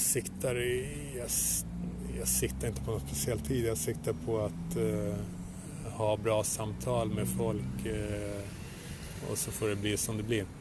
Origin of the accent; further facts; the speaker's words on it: Luleå, Norrbotten County, Sweden; jag växte upp i Luleå